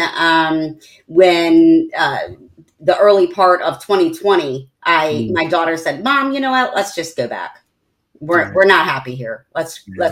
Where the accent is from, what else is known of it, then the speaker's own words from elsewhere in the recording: Maryland, United States; now in Southwest Florida, United States; Maryland is where I grew up. It's my hometown.